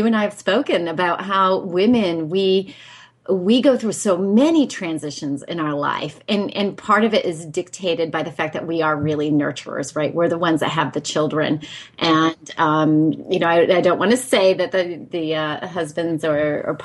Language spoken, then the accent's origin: English; Northeast, United States; now in Dorset; I was born in the Northeast, and I'm from a family of six children